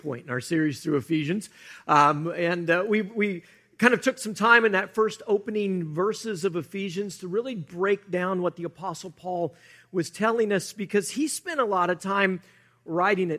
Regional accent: United States; we, as American Christians

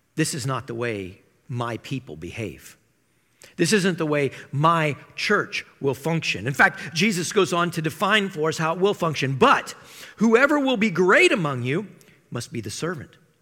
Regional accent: Iowa, United States; I grew up in Iowa

